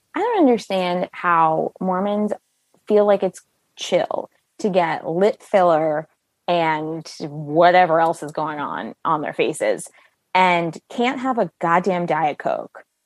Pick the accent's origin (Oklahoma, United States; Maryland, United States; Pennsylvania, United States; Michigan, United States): Maryland, United States; Bethesda; I grew up in Bethesda, Maryland